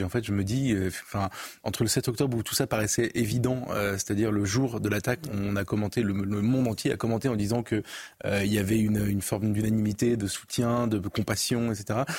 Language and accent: French; France; en tant que Français, Européen, Occidental